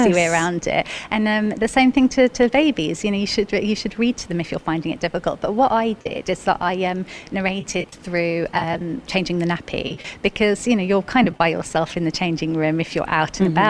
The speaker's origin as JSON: {"language": "English", "country": "Cyprus", "first_language": "English", "moved": "yes", "lives_now": "United Arab Emirates", "said": "I'm actually Cypriot, so I learnt Greek as a second language"}